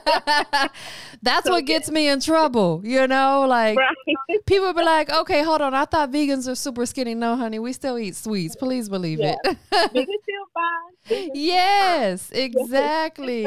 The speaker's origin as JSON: {"language": "English", "town": "Tampa", "region": "Florida", "country": "United States", "said": "I'm from Florida and I'm from Tampa"}